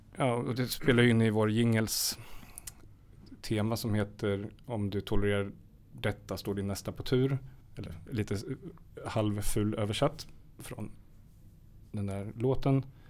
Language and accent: Swedish; Karlskoga, Örebro County, Sweden; jag är född i Karlskoga i Värmland. En väldigt speciell stad, vapenindustri.